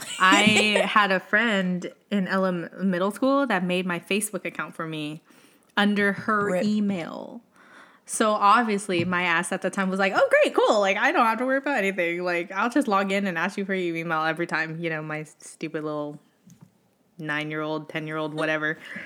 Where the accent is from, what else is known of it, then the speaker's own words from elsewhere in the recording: Utah, United States; born there; now in New York, United States; And sis is like, we're in New York and I was born in Utah